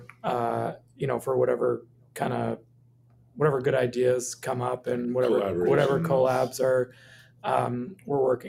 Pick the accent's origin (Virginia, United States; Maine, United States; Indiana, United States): Maine, United States; moved away as an adult; also born or lived in Minneapolis; I grew up in Maine and, decided to move back with my family